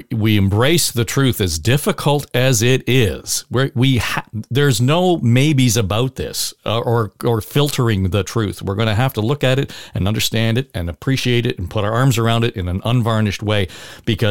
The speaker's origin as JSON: {"language": "English", "town": "Chapleau", "region": "Ontario", "country": "Canada", "tie": "born or raised there", "said": "I was born in Chapleau, Ontario."}